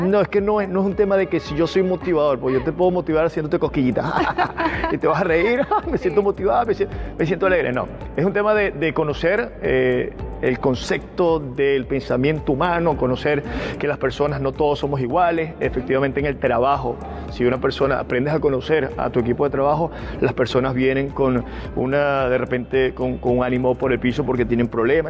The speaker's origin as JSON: {"language": "Spanish", "town": "Barquisimeto", "region": "Lara", "country": "Venezuela", "moved": "as an adult", "lives_now": "Peru", "said": "soy de Barquisimeto, Estado Lara."}